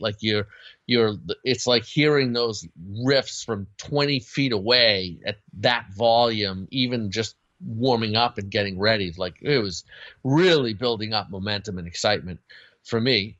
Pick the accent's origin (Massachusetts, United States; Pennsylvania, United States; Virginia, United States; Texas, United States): Massachusetts, United States; Boston; I grew up in the Boston area